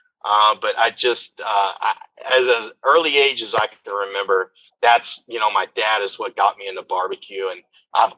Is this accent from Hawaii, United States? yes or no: no; Midland, Texas, United States; I actually grew up in Midland, Texas